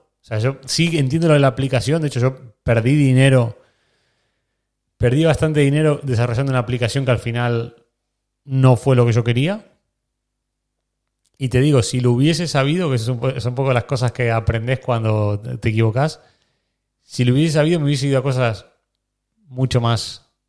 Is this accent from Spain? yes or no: no; Argentina; O sea, lo que nosotros en Argentina, que yo soy argentino, lo que en Argentina vivimos con el Babi